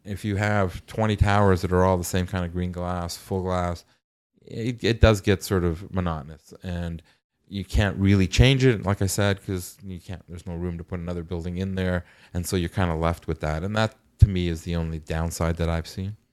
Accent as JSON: {"language": "English", "town": "Toronto", "region": "Ontario", "country": "Canada", "tie": "born or raised there", "said": "I grew up in North York"}